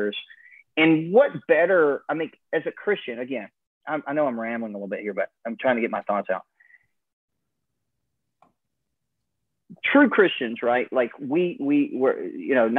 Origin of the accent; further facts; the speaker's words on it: Alaska, United States; how I was raised in Alaska